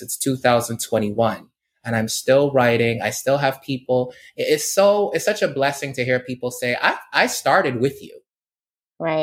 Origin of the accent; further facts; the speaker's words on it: Barbados; moved away; I grew up in Barbados